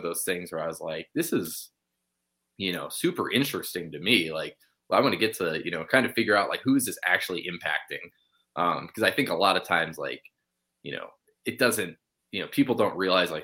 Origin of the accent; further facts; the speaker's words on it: Arizona, United States; moved away as an adult; now in Pocatello, United States; I was born in Arizona